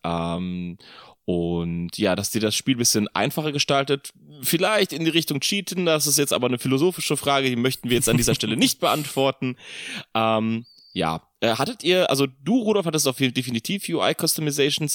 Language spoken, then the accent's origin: German; Poland; moved away; Ich komme aus Polen